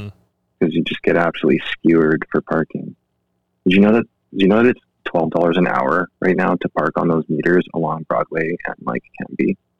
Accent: Langley, British Columbia, Canada; also born or lived in Seoul, South Korea / Vancouver, Canada; I grew up in Langley. I spent like eight or eight or the odd nine years, I think, in Van. Um, but my childhood was in Langley

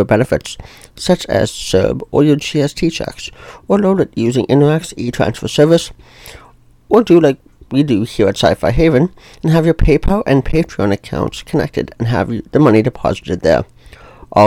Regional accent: Ontario, Canada; I'm from Ontario, Canada

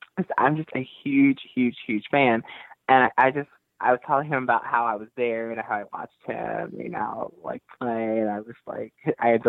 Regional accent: Newark, New Jersey, United States; the first Capital allowed me to wrestle in my hometown

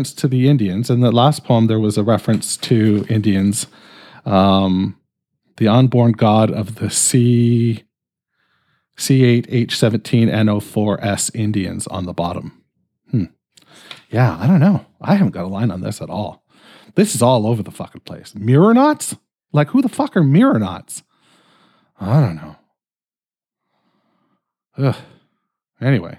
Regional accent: Canada; I'm fucking Canadian.

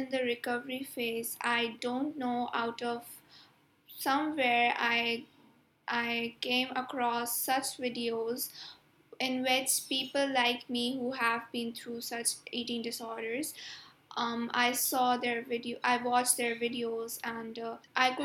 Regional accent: Pakistan; I am from Pakistan. Currently, I'm living in Karachi

